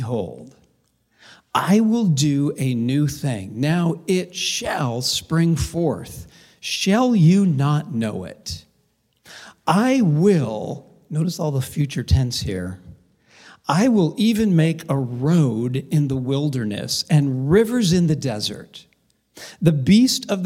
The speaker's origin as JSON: {"language": "English", "town": "Covina", "region": "California", "country": "United States", "tie": "born or raised there", "said": "I actually grew up in a little town of about 100,000 called Covina"}